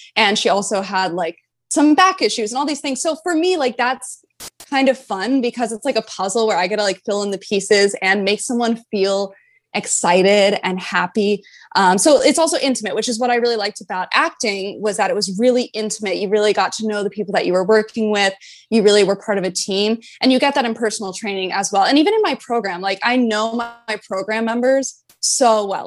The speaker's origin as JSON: {"language": "English", "region": "North Carolina", "country": "United States", "tie": "born or raised there", "also_born_or_lived": "Florida Keys", "moved": "as an adult", "said": "I'm originally from North Carolina. I grew up in North Carolina. I've lived there my whole life"}